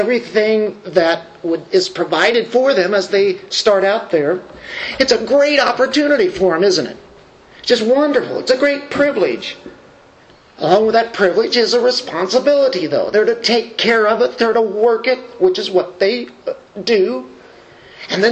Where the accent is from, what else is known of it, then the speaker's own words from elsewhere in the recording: United States; we do here in America as American Christians